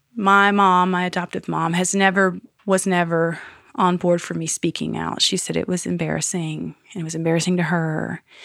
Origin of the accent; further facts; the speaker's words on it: Greenville, United States; also born or lived in North Carolina / Savannah / Florence; now in Asheville, United States; when I grew up in Greenville